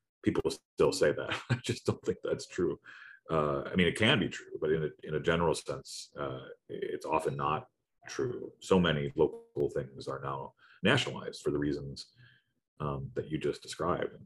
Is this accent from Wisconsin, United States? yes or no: yes; Wisconsin, United States; moved away; I grew up in Wisconsin as a Midwest boy.